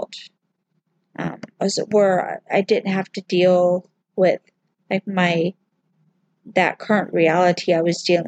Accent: the South, United States; I grew up in the South

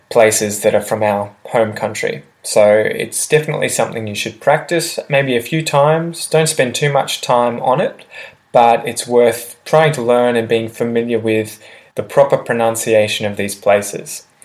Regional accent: Australia; even as an Australian

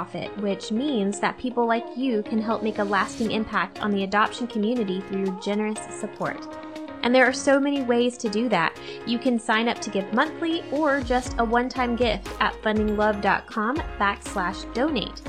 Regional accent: Georgia, United States; I'm from Georgia.

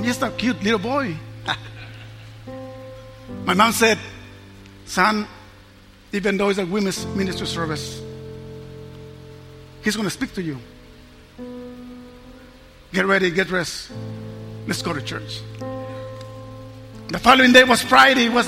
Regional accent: Mexico; I was raised in Mexico, San Luis, Mexico

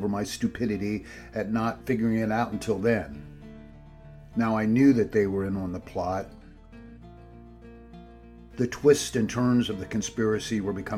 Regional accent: Pennsylvania, United States; moved away; I grew up in Pennsylvania woods that stretched for miles

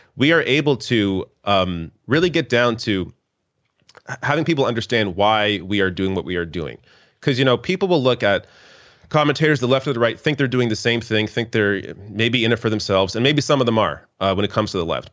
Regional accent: Canada; as a Canadian.

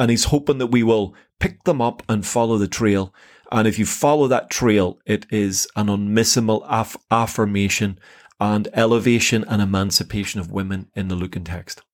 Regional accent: Northern Ireland, United Kingdom; I came from a Protestant background in Northern Ireland

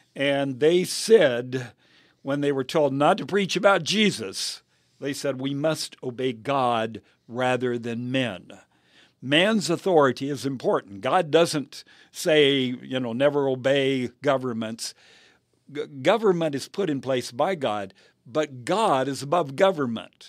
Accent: United States; I am a Christian before I am an American.

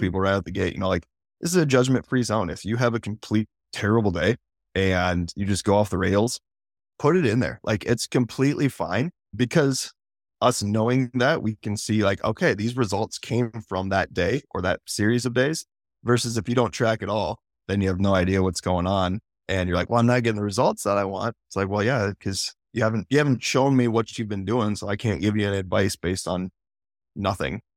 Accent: South Dakota, United States; I'm from South Dakota

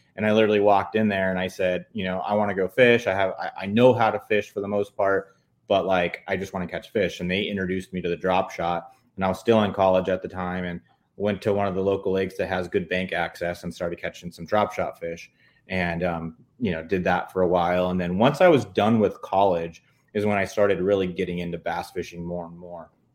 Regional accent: San Diego County, California, United States; I grew up in San Diego County my whole life

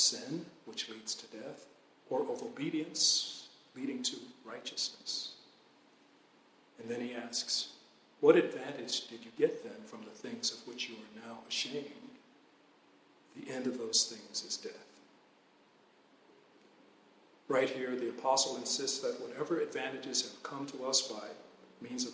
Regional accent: Atlanta, Georgia, United States; When I was a Boy Scout growing up in Atlanta

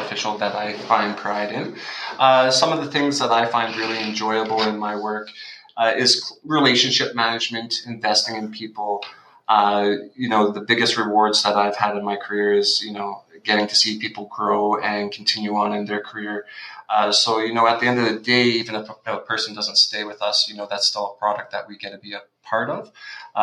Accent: Winnipeg, Manitoba, Canada; I grew up in Winnipeg.

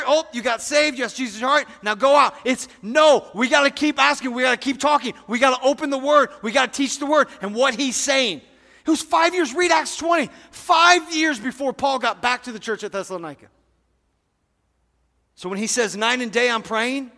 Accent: United States; as American people

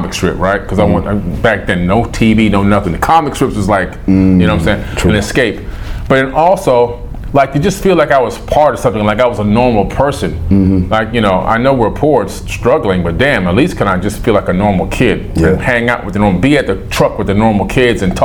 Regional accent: New York City, New York, United States; moved away; also born or lived in Opa-locka, Miami, Florida; I was born in Queens General Hospital in New York City

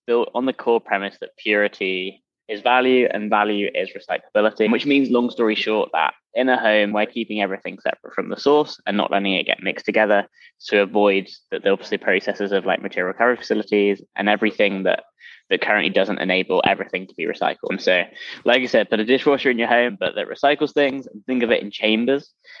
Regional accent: London, United Kingdom; now in United States; Originally from London. Yeah, I don't quite merge with the American. Although apparently it's softened over time as I've been in the US, but who knows?

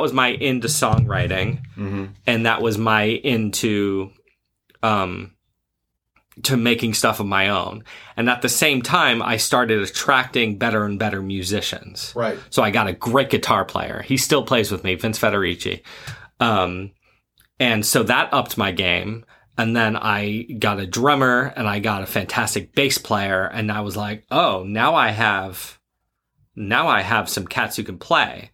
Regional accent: Rhode Island, United States; I'm from Rhode Island

